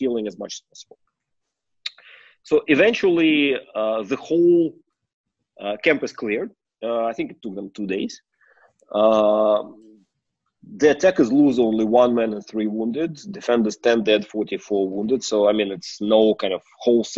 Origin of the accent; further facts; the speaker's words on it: Moscow, Russia; I was born in Moscow.